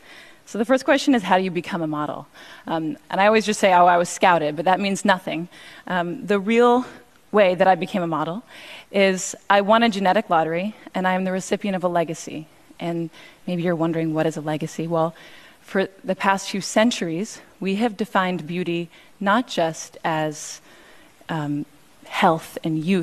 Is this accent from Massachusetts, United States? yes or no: yes; Cambridge, Massachusetts, United States; I grew up in Cambridge, and one time I went into a store and I forgot my money and they gave me the dress for free.